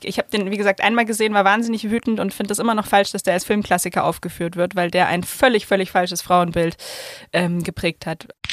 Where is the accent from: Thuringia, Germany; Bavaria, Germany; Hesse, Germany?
Bavaria, Germany; Hof; moved away; ich bin ja in Hof in Oberfranken aufgewachsen